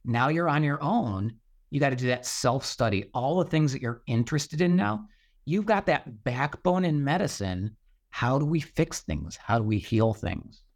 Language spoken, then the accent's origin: English; Buffalo, New York, United States; I grew up in Western New York, so, uh, near Buffalo, New York